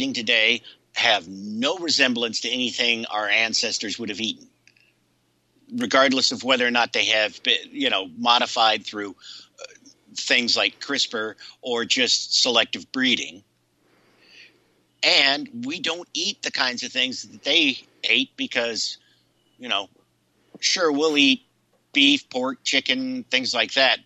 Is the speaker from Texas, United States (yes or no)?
no; Ohio, United States; I grew up in Ohio